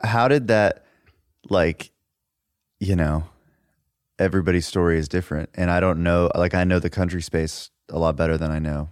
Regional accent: Dallas, Texas, United States; I grew up in Dallas

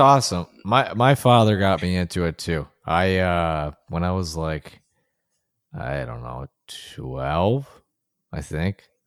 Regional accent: Buffalo, New York, United States; my hometown is Buffalo

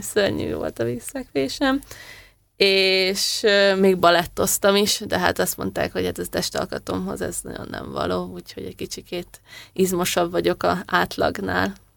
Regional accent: Hungary; édesanyámék a Kási vízitelepen éltek, aztán én igazából ott nőttem fel

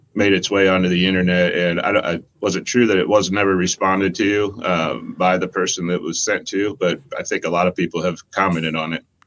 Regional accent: Ohio, United States; moved away as an adult; I grew up in Ohio, moved here in my 20s because of the gathering

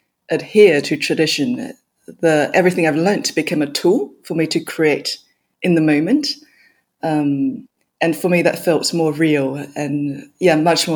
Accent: Kaohsiung, Taiwan; also born or lived in New Zealand / Australia; now in London, United Kingdom; I was born in Kaohsiung in Taiwan, and it's kind of like a port city down south. And throughout my childhood, I grew up in Taiwan, in New Zealand, and in Australia as well. So I'm Australian in the end.

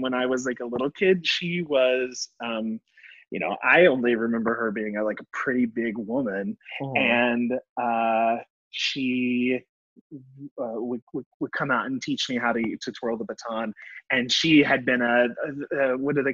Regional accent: Missouri, United States; also born or lived in New York / Brooklyn; now in Salt Lake City, United States; I grew up in Missouri in a super rural part of Missouri on a big farm

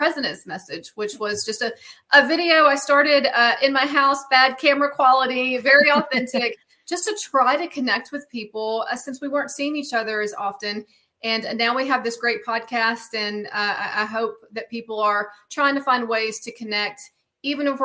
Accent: Mississippi, United States; moved away as an adult; now in Houston, United States; I'm actually from Mississippi, but I've been living in Houston now for 5 years.

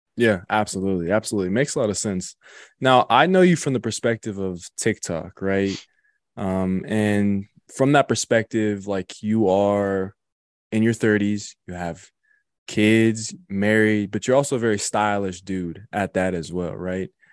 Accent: Colorado, United States; also born or lived in Wisconsin; I'm, I'm from and born and raised in Colorado

